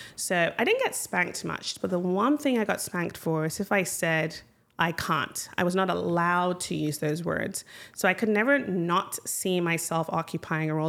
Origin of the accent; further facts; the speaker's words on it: Ghana; moved away as an adult; also born or lived in United States; now in Michigan, United States; I grew up in Ghana, uh, had wonderful childhood moved to the United States for college